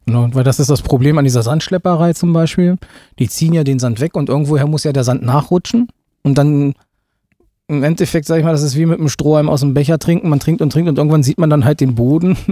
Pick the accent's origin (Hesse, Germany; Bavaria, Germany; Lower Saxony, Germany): Lower Saxony, Germany; Gifhorn; komme selber aus Gifhorn, bin gebürtiger Gifhorner